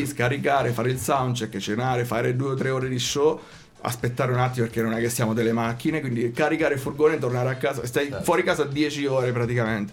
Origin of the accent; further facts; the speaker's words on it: Venarotta, Marche, Italy; noi veniamo da Venarotta, è un piccolo comune dove le scuole, sai, condividi l'infanzia